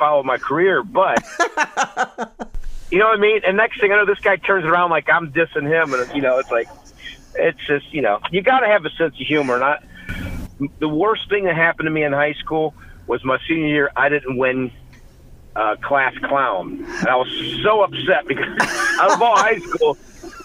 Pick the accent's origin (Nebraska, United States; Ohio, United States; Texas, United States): Ohio, United States; I grew up here in Ohio